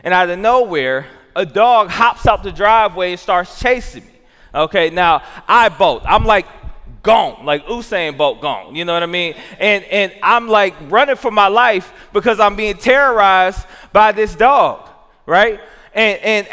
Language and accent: English; Jackson, Tennessee, United States; now in Milwaukee, United States; I grew up in Jackson, Tennessee